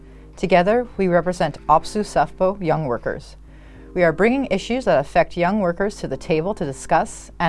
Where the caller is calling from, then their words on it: Thunder Bay, Ontario, Canada; I'm calling in from Thunder Bay, which is the traditional territory of the Anishinaabeg, which includes the Ojibwa of Fort William First Nation, signatory to the Robertson-Superior Treaty of 1850.